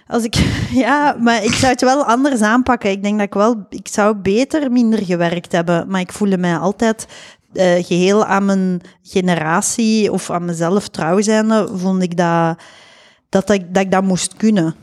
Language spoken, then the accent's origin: Dutch; Flanders, Belgium; moved away as an adult; also born or lived in Leiden, Netherlands; ik ben een Belg.